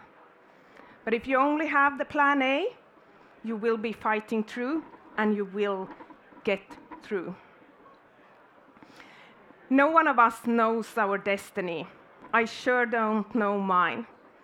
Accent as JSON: {"language": "English", "country": "Finland", "tie": "born or raised there", "said": "I'm born and raised in Finland"}